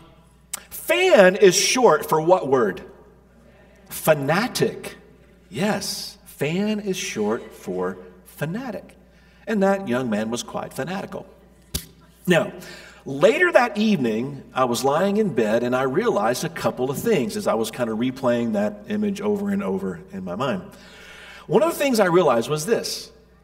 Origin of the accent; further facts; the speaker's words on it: Middle Tennessee, United States; I grew up in Middle Tennessee